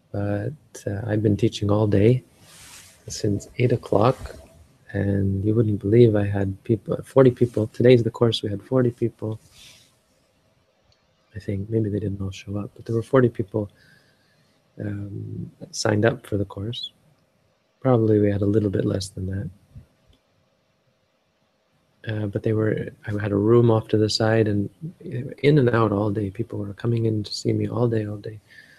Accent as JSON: {"language": "English", "country": "Canada", "said": "Like we are, I am Canadian."}